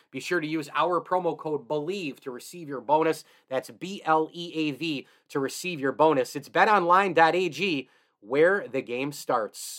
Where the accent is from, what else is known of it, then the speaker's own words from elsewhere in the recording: Central New York, United States; I grew up in Central New York. I reside here now